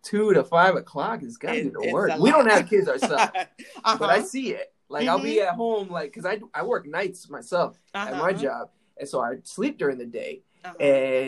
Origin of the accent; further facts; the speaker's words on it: Florida, United States; I'm from Florida